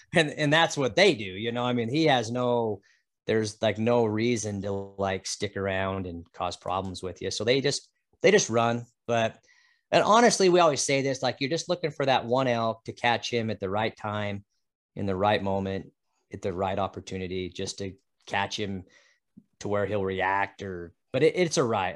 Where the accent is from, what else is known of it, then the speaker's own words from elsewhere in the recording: Utah, United States; now in Idaho, United States; I grew up in Utah chasing Chuckers